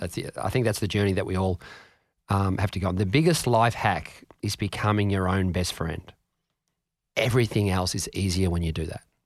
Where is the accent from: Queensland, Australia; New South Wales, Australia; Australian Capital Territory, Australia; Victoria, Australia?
Australian Capital Territory, Australia; Canberra; I grew up in Ngunnawal